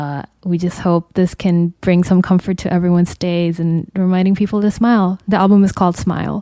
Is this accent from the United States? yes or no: no; Jakarta, Indonesia; where we grew up together in Jakarta, Indonesia.